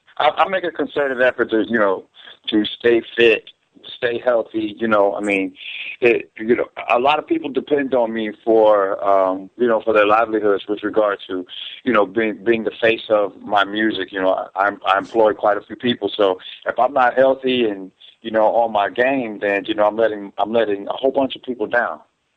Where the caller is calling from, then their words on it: Atlanta, Georgia, United States; I'm actually in Atlanta.